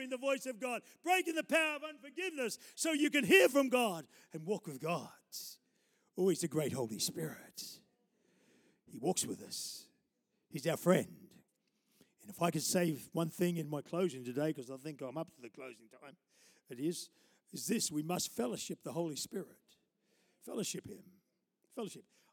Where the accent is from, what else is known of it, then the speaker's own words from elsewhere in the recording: Taree, New South Wales, Australia; I started the church in Taree, my hometown. I went to school there